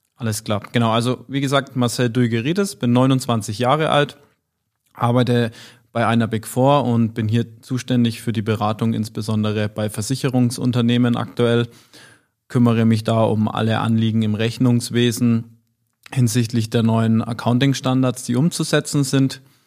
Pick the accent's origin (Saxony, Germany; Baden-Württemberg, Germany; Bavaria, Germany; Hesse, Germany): Bavaria, Germany; Nuremberg area; moved away; sehr verwurzelt noch mit meiner Heimat bin und ähm, Familie, Freunde, Verwandte in der Regel alle dort zu Hause sind